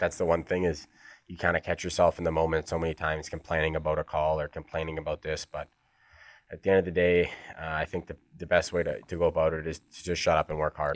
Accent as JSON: {"language": "English", "town": "Edmonton", "region": "Alberta", "country": "Canada", "moved": "yes", "lives_now": "Sweden", "said": "I'm from Edmonton"}